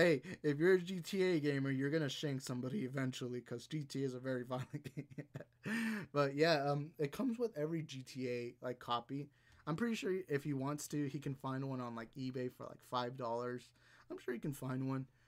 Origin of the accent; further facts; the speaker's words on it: Houston, Texas, United States; I'm born and raised in Texas.